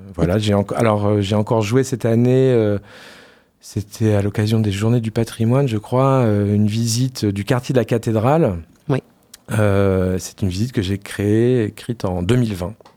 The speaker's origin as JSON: {"language": "French", "town": "Poitiers", "region": "Nouvelle-Aquitaine", "country": "France", "also_born_or_lived": "Paris / Lyon / Marseille", "moved": "as an adult", "said": "je suis parti assez longtemps de Poitiers"}